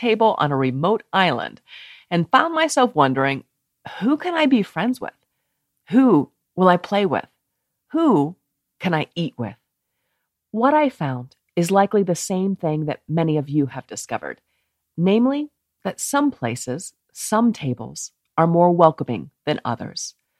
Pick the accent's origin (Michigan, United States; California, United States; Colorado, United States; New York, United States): Colorado, United States; Steamboat Springs; also born or lived in Melbourne, Florida / Maggie Valley, North Carolina; I was born in Melbourne, Florida, then moved to Maggie Valley, North Carolina, before settling in Steamboat Springs, Colorado.